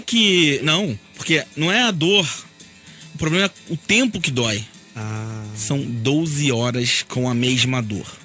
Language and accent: Portuguese; Rio de Janeiro, Brazil; eu sou do Rio de Janeiro